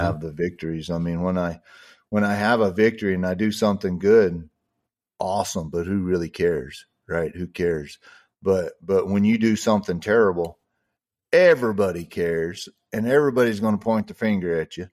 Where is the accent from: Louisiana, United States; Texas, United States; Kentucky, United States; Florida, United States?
Texas, United States; I'm from Texas